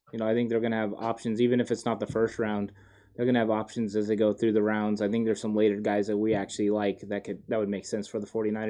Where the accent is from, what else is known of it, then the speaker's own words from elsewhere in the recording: Lodi, California, United States; We are from Northern California. We actually live in a town called Lodi. It's between Stockton and Sacramento.